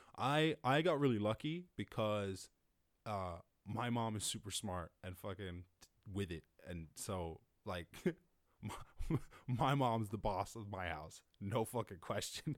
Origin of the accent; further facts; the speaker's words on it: Cork, Munster, Ireland; I was born up in Cork